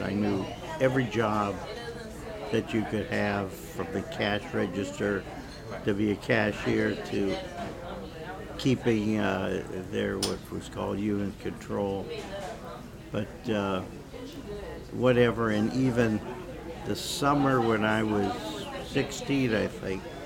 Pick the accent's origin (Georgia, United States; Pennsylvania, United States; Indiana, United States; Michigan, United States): Pennsylvania, United States; Erie; I was born in Erie, Pennsylvania, which is uh, right on Lake Erie